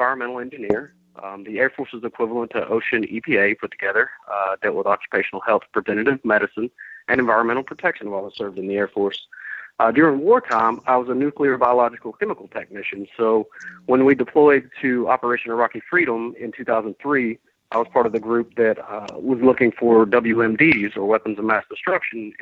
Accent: Georgia, United States; also born or lived in Vermont; I came back to Georgia because I wanted to take this fight back to my home state where I'm from

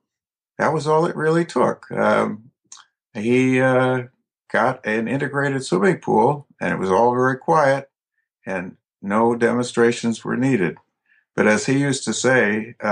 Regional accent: Streator, Illinois, United States; I grew up in northern Illinois in a town called Streeter. About 90 miles southwest of Chicago, a farming and industrial community

